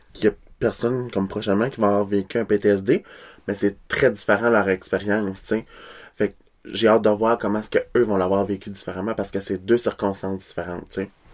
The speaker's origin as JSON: {"language": "French", "town": "Kedgewick", "region": "New Brunswick", "country": "Canada", "tie": "born or raised there", "accent": "Québécois", "moved": "yes", "said": "je viens de Kedgewick, là, born and raised."}